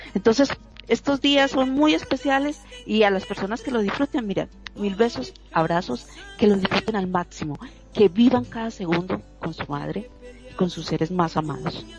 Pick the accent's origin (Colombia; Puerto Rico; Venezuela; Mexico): Colombia; como decimos en, Colombia y en mi país